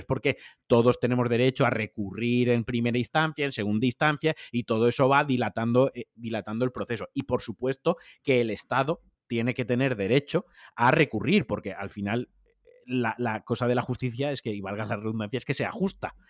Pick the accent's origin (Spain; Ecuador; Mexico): Spain; Valencian Community; now in Atlanta, United States; como valenciano